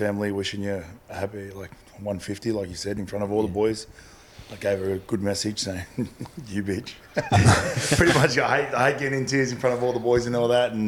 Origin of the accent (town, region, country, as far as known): Blacktown, New South Wales, Australia; born or raised there; moved away as an adult